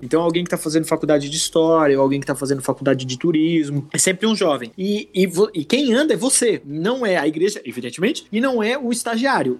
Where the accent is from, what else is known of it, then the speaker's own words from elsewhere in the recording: Santa Catarina, Brazil; sou de Santa Catarina, sou do Sul